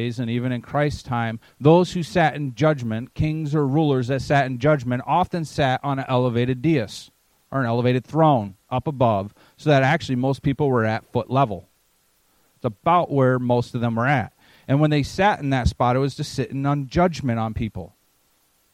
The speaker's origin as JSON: {"language": "English", "region": "Maine", "country": "United States", "said": "I'm from Maine, so I like New England"}